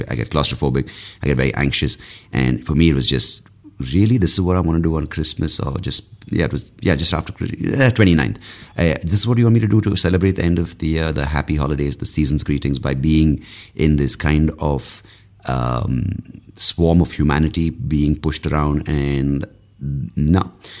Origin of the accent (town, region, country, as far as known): India